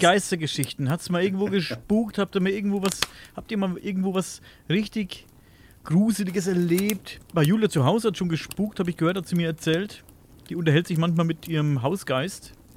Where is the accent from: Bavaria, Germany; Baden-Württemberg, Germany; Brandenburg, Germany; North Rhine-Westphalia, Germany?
Bavaria, Germany; Coburg